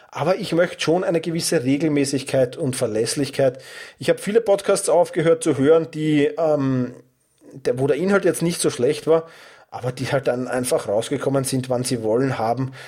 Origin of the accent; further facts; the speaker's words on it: Vienna, Austria; accent: Wiener Dialekt; mit meinem Wiener Dialekt